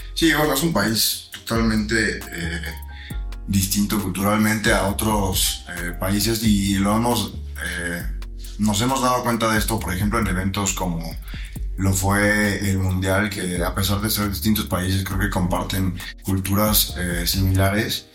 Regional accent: Mexico; como mexicano

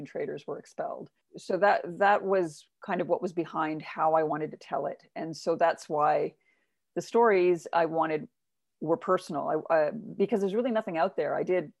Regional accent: Uganda; people would ask me, as they do, because I'm a woman of color growing up, well, where are you from? And I would say Uganda.

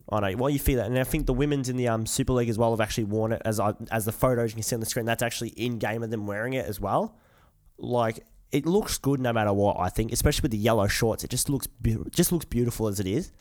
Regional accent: Australia; we're from the Aussie world, mate

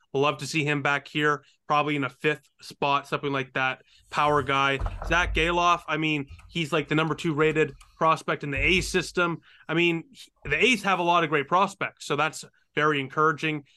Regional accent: Canada; I'm Canadian

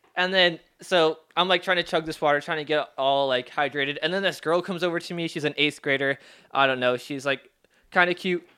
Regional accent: Seattle, Washington, United States; also born or lived in Federal Way / Normandy Park; I was born in Seattle. I lived in Federal Way, and then I moved out to Normandy Park

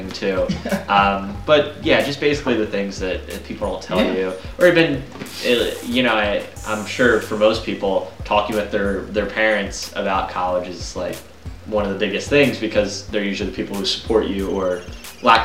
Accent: Pennsylvania, United States; we're from Pennsylvania

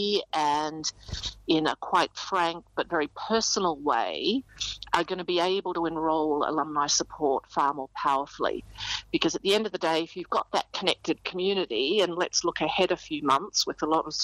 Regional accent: Australia; now in United Kingdom; I'm also an expatriate living in the UK as an Aussie

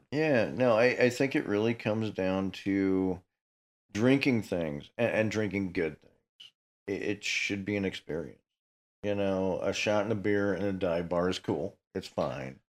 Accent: Ottawa, Illinois, United States; I grew up in Ottawa

